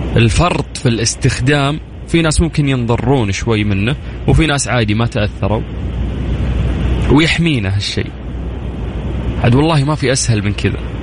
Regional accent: Saudi Arabia; كلنا كسعوديين

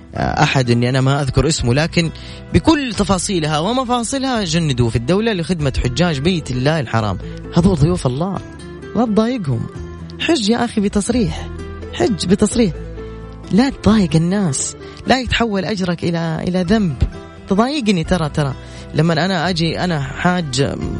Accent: Saudi Arabia; عندنا في السعودية

